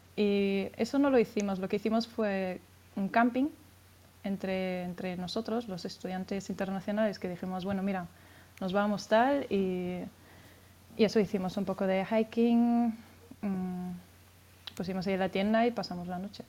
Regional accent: Spain; now in Frankfurt, Germany; yo soy española

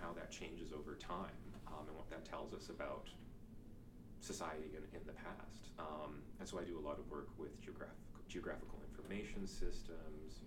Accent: Stettler, Alberta, Canada; also born or lived in Lacombe, Alberta; I was born in Stettler and lived there until I was 12, then we moved to Lacombe

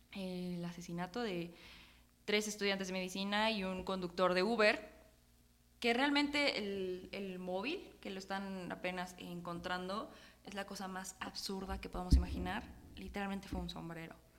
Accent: Puebla, Mexico; como poblanos, pero sobre todo también como mexicanas y mexicanos

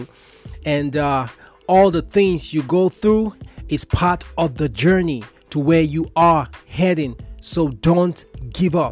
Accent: Kaduna State, Nigeria; growing up in Kaduna State, Northwest Nigeria

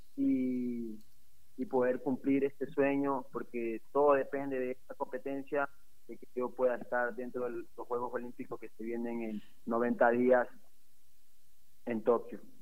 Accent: Ecuador; yo me siento muy ecuatoriano y por eso sigo luchando para poder seguir representando a mi país

